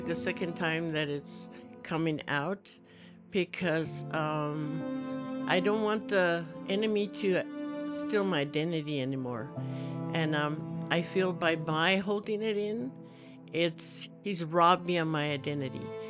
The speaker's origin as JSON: {"language": "English", "region": "New Mexico", "country": "United States", "tie": "born or raised there", "said": "I was raised in New Mexico, and I lived in the mountains"}